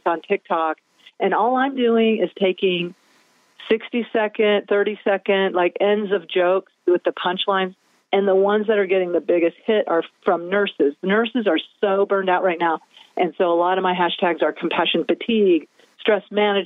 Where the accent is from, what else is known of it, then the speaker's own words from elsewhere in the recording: the Ozarks, United States; I'm from the Ozarks.